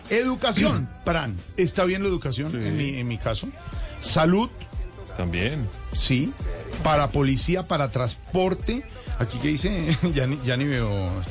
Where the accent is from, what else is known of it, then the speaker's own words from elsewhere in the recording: Bogotá, Colombia; now in Santa Marta, Colombia; yo que soy eh, bogotano costeño, ahora eh, hijo por adopción de Santa Marta